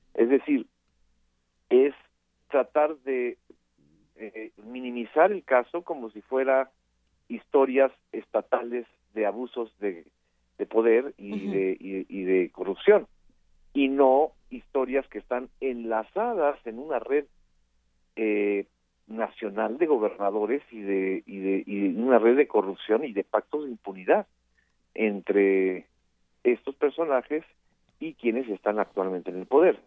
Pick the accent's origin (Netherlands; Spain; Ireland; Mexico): Mexico; como periodista y como mexicano